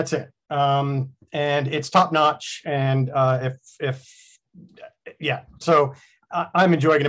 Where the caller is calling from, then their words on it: Frankston, Victoria, Australia; I am joining you from Melbourne, Australia, on the far side of the world, on the other hemisphere, actually, from the lovely port of Melbourne. In the lovely city of Melbourne, in the suburb of Frankston.